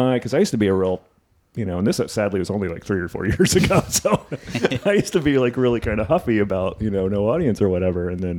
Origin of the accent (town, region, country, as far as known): New Jersey, United States; born or raised there